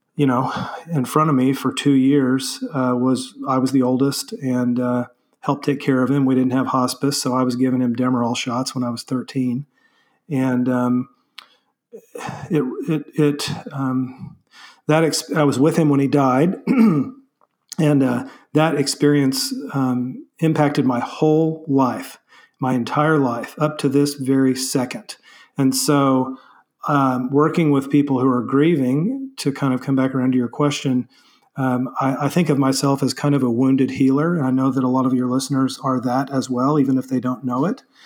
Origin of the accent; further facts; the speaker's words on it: Springfield, Missouri, United States; I grew up in Springfield, Missouri, so Southwest Missouri